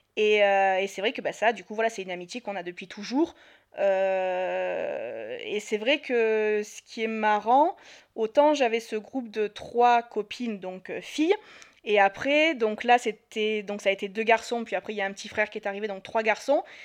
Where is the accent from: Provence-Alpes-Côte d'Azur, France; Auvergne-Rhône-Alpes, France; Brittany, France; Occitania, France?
Provence-Alpes-Côte d'Azur, France; Marseille; moved away as an adult; j'ai 32 ans, je suis de Marseille